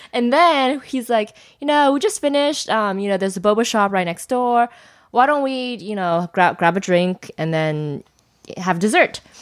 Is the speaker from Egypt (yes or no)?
no; China; I'm from China